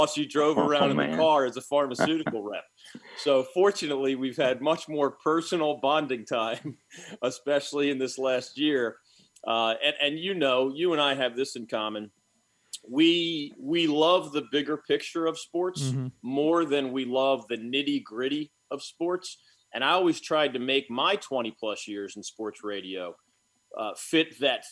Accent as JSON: {"language": "English", "town": "Philadelphia", "region": "Pennsylvania", "country": "United States", "tie": "born or raised there", "moved": "yes", "lives_now": "North Carolina, United States", "said": "Growing up in the Philadelphia area, I'm a Flyers fan"}